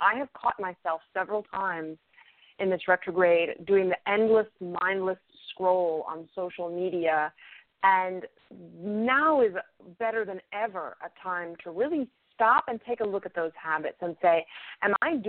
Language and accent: English; New England, United States; I grew up in New England where hurricanes are just a thing that happen constantly.